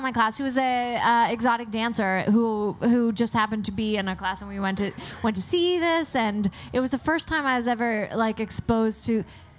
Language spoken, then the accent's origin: English; Halifax, Nova Scotia, Canada; we're from Halifax, Nova Scotia, or Prince Edward Island, Nova Scotia.